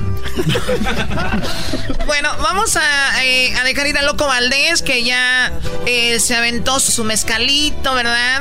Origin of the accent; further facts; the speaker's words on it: Tepatitlán, Jalisco, Mexico; Yo soy de Jalisco.